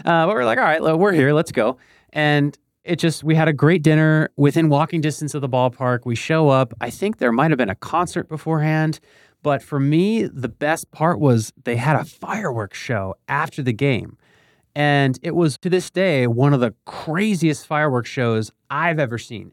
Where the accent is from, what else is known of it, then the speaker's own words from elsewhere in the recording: Bethlehem, Pennsylvania, United States; moved away as an adult; also born or lived in Philadelphia, Pennsylvania; now in Miami, United States; I grew up in Bethlehem, Pennsylvania, which is equidistant from Philly and New York